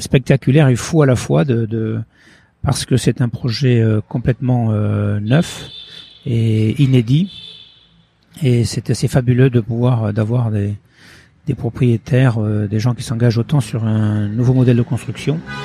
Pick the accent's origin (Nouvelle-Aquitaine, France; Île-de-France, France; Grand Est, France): Nouvelle-Aquitaine, France; Pauillac; born or raised there; also born or lived in Portugal / Île Patiras / Bordeaux